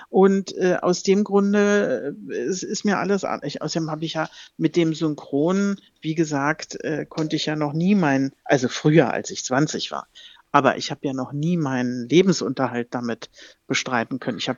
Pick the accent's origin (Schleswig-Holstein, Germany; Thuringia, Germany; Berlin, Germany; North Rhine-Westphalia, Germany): Berlin, Germany; accent: Berlin dialect; ich spreche nur privat Berliner Dialekt.